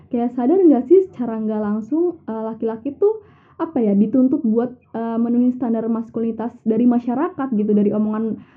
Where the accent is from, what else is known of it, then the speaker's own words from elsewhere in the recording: Banyumas, Central Java, Indonesia; tari lengger ini kan uh, emang asalnya dari Banyumas ya dimana itu uh, kampung gue sendiri